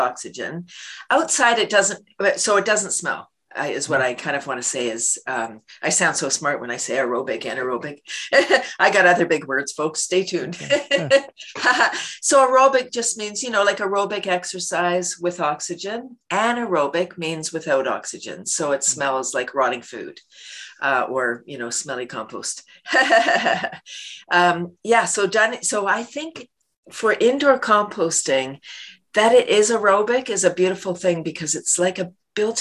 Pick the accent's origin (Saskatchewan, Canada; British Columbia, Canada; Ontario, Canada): Ontario, Canada; Toronto; I grew up in Toronto, Canada's largest city